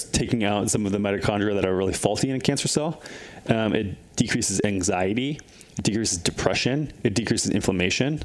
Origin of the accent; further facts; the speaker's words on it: Midwest, United States; moved away; I grew up in the Midwest